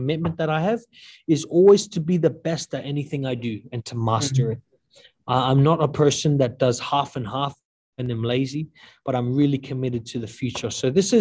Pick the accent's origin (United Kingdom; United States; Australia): Australia; moved away as an adult; also born or lived in New Zealand; I'm from Australia, but I served in New Zealand.